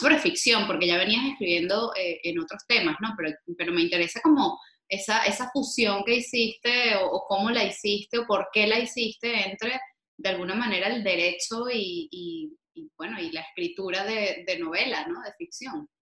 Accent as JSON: {"language": "Spanish", "country": "Venezuela", "moved": "yes", "lives_now": "Spain", "said": "como venezolanos, estemos donde estemos"}